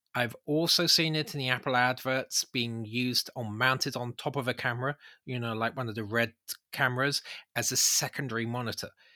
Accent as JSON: {"language": "English", "country": "United Kingdom", "said": "we're British"}